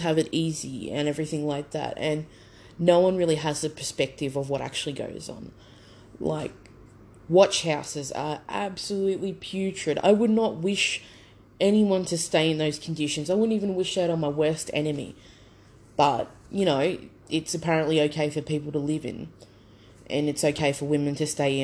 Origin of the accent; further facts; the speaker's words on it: Brisbane, Queensland, Australia; I grew up on the south side of Brisbane